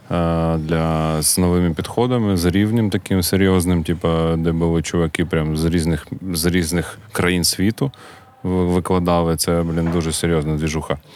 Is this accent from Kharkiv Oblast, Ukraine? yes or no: yes; Kharkiv, Kharkiv Oblast, Ukraine; І завжди кажуть, що ми з Харкова. От у нас така, типу, харківська двіжуха, е, гордість народитися в Харкові і далі її прокачувати.